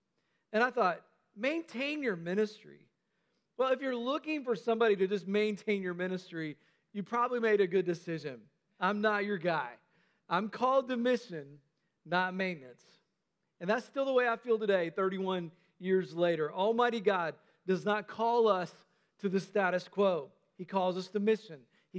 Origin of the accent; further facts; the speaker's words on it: North Carolina, United States; also born or lived in Tennessee; although it probably sounded a lot more Southern back then because, you know, I grew up in North Carolina. I was in Tennessee at the time